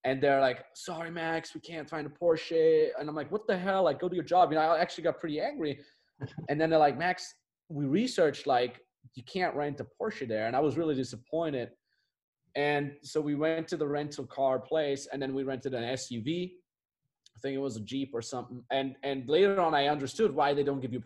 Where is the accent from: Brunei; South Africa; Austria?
Austria; moved away as an adult; my hometown is in the Austrian Alps